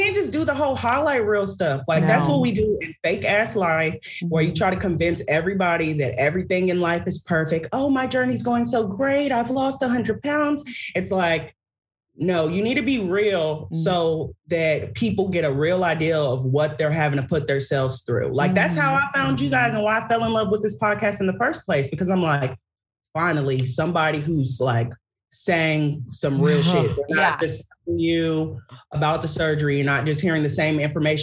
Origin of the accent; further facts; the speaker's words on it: Nigeria; I'm Nigerian